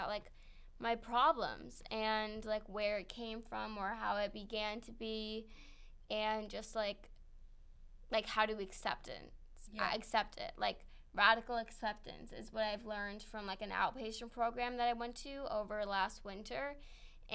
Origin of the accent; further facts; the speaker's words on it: Long Island, New York, United States; also born or lived in Manhattan, New York; So we moved to Long Island, and I grew up on Long Island